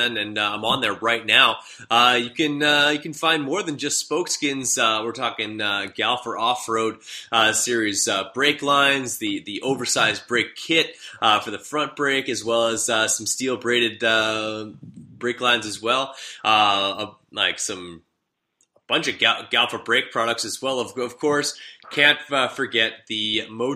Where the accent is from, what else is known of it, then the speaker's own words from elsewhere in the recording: Canada; I'm also Canadian